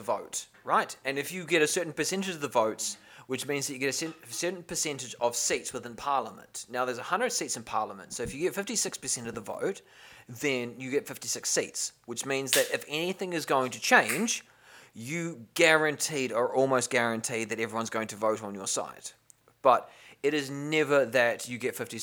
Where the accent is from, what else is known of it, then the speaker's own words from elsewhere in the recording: New Zealand; one of the biggest Air Forces was in my hometown